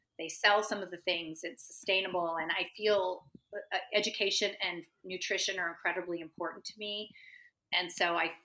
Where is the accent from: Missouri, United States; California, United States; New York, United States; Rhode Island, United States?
California, United States; I'm from California